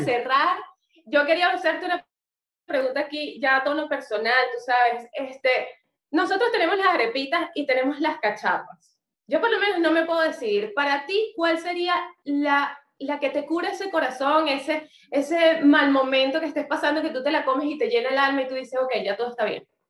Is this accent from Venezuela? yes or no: yes; Venezuela; como venezolanos